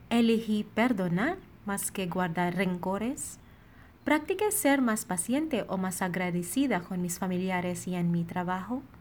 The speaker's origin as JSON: {"language": "Spanish", "country": "Philippines", "second_language": "Spanish", "moved": "yes", "lives_now": "Monterrey, Mexico", "said": "Soy …, misionera filipina destinada en la comunidad de Monterrey."}